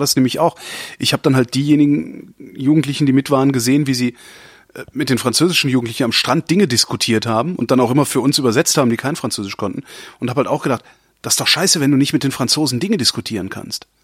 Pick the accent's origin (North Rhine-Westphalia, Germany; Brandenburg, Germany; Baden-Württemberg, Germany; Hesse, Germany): North Rhine-Westphalia, Germany; Cologne; Ich bin halt Kölner und wir waren halt damals Kölner, wir haben halt Kölsch getrunken